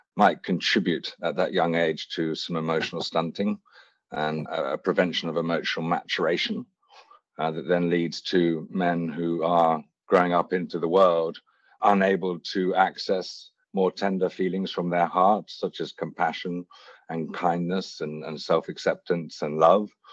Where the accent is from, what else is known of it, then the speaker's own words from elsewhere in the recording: Hampshire, South East England, United Kingdom; also born or lived in Wiltshire; I was born in Wiltshire, raised in Hampshire